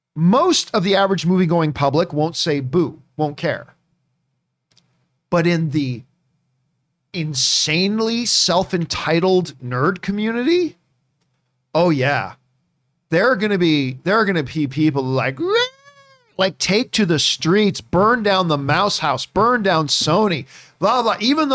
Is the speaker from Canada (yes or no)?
yes; Halifax, Nova Scotia, Canada; moved away; I was born in Halifax, Nova Scotia. That's where I was born.